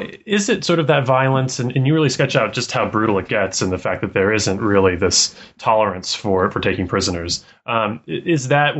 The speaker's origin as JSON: {"language": "English", "region": "Colorado", "country": "United States", "tie": "born or raised there", "said": "And growing up in Colorado and trying and failing many times to climb 14,000-foot peaks"}